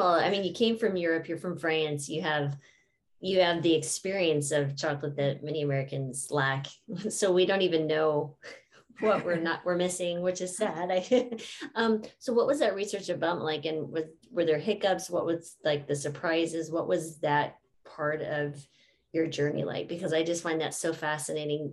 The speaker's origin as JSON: {"language": "English", "region": "New Mexico", "country": "United States", "tie": "born or raised there", "said": "I grew up in New Mexico."}